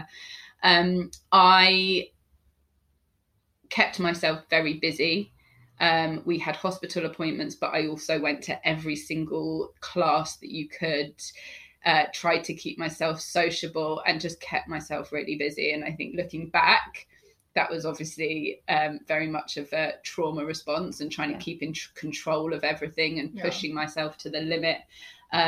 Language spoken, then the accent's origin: English; London, United Kingdom; I grew up in Hampstead, North London, with my parents and my younger sister